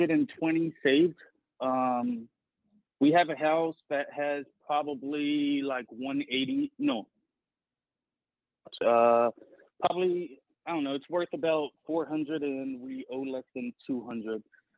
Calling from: Atlanta, Georgia, United States; Hi, I'm …. I'm currently living in the Atlanta area.

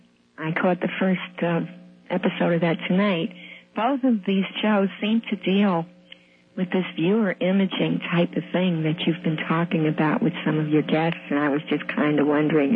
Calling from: New York City, New York, United States; I'm from New York.

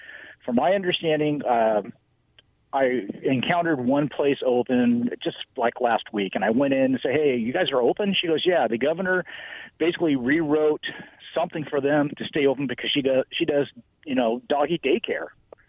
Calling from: Richland, United States; Yeah, this is …. I'm in Richland.

